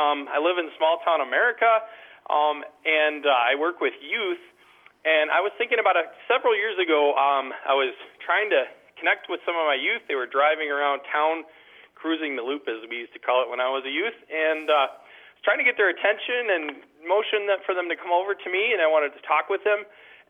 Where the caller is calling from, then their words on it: Plaza, North Dakota, United States; I'm calling from Plaza, North Dakota.